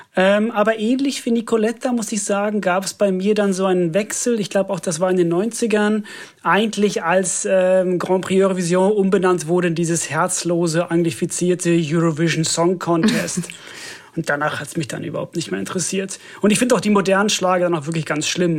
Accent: Finland; German is a second language; moved away; ich komme ja aus Finnland

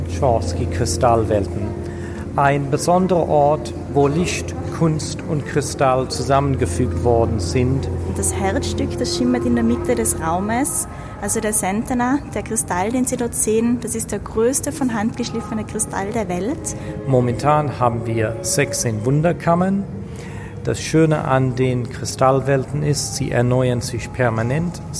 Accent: Denmark; German is a second language; Hi, wir sind aus Dänemark.

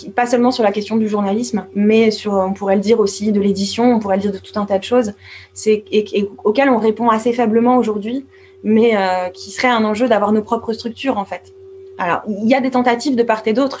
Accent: France; en tant que française

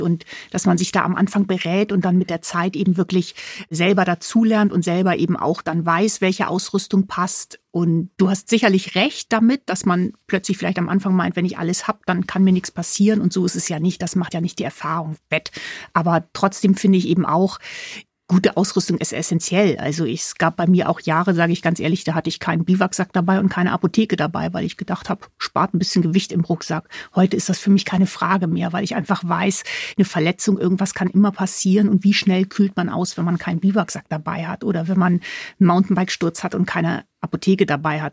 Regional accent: Hamburg, Germany; moved away; ich bin gebürtige Hamburgerin

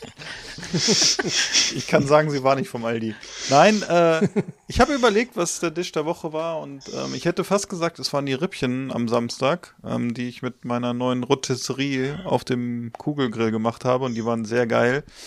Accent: Northern Germany, Germany; wir kommen aus Norddeutschland.

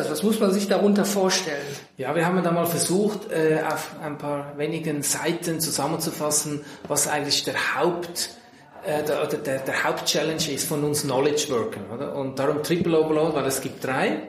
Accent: Central Switzerland, Switzerland; Ich bin in der Innerschweiz in einem Landgasthof aufgewachsen, habe dann Kfz-Mechaniker gelernt, dann Diplom-Ingenieur gemacht

